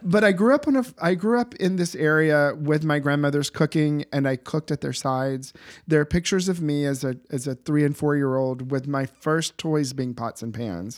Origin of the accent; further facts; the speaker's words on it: the South, United States; moved away as an adult; now in Boston, United States; grew up in the south